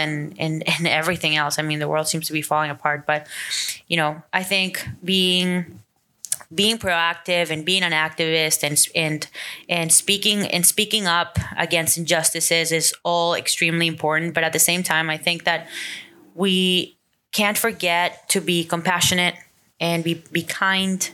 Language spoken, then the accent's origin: English; Venezuela; moved away; growing up in Venezuela